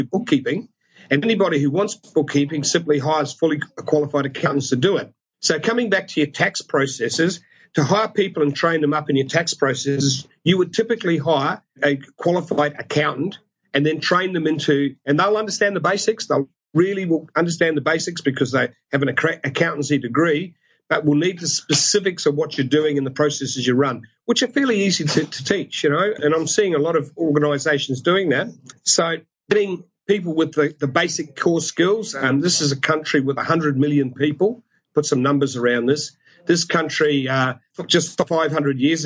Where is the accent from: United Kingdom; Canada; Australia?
Australia; we're Australian.